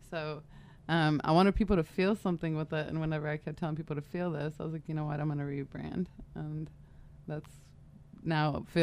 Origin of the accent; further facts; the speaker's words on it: San Diego, California, United States; also born or lived in Michigan; I grew up in San Diego, moved, lived in Michigan uh, throughout high school.